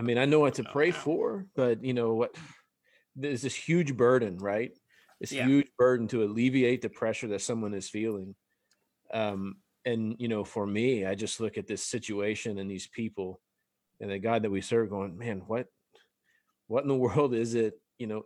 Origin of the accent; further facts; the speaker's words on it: South Louisiana, United States; we're from South Louisiana